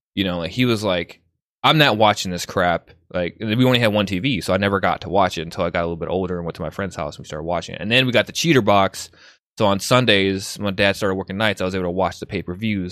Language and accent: English; Chicago, Illinois, United States; I grew up in Chicago